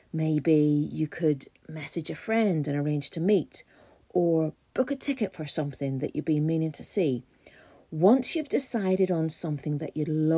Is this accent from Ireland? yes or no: yes; Ireland; And being an Irish person, I'm suffering a wee bit because we don't do hot weather.